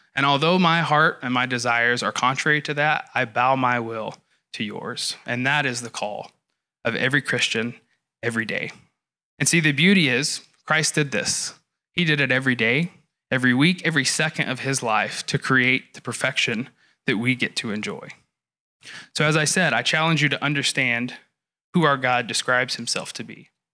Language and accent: English; the South, United States; I grew up in the South in a church culture that was heavily emotionally driven.